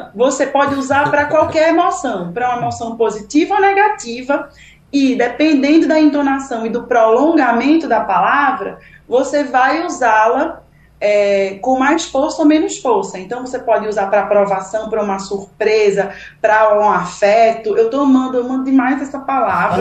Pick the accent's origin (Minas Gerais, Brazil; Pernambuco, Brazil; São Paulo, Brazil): Pernambuco, Brazil; Recife; moved away as an adult; now in Ceará, Brazil; pernambucana recifense